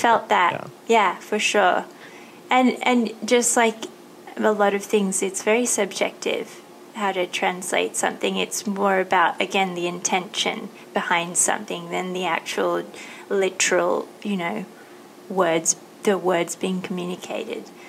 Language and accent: English; Australia; born or raised there; moved away as an adult; now in Thailand